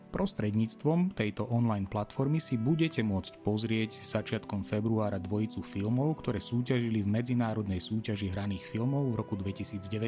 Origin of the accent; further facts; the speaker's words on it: Bardejov, Prešov Region, Slovakia; aj my teda sme z Bardejova